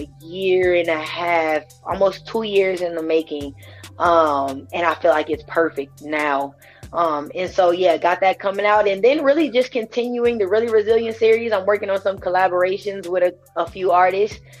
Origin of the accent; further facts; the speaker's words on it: Omaha, Nebraska, United States; I'm from Omaha